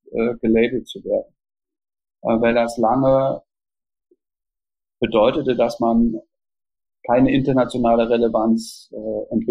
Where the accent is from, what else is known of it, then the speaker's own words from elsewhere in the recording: East Germany, Germany; also born or lived in Austria / Switzerland; Ich bin in Anführungsstrichen systemisch nicht benachteiligt worden als Ostdeutscher, weder international, also in Österreich hat es überhaupt keine Rolle gespielt, in der Schweiz hat es überhaupt keine Rolle gespielt.